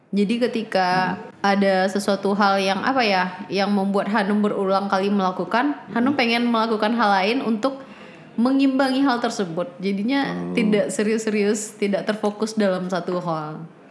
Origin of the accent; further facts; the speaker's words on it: outside Padang, presumably in West Sumatra, Indonesia; sampai SMA itu di kampung, yang keluar itu ke Padang cuma kuliah pas hmm. 2016.